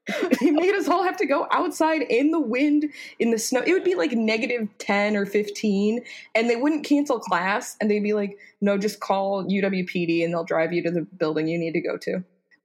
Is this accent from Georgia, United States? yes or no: no; Colorado Springs, Colorado, United States; moved away as an adult; also born or lived in Wyoming; I grew up in Colorado Springs